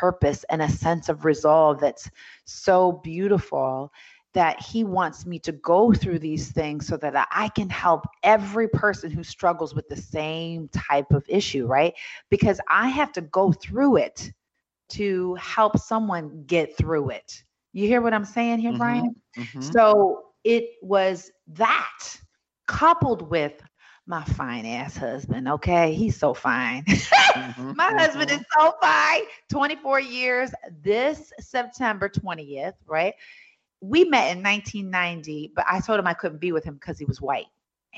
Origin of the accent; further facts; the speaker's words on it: New York City, New York, United States; I was born in Hell's Kitchen, New York City